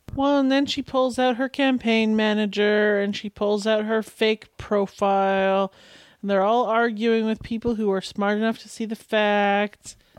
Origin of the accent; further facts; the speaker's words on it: Canada; my first language being Canadian